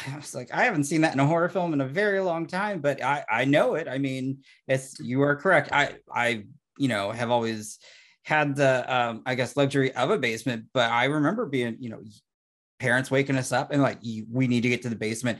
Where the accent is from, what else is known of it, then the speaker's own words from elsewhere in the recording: St. Louis, Missouri, United States; as somebody growing up in Saint Louis or Tornado, Tornado Alley